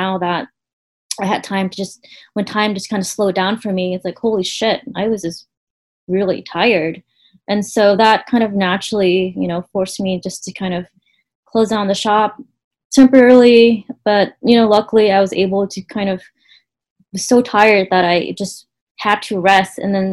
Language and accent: English; Stockton, California, United States; we grew up in Stockton where it looked extremely hot during summer.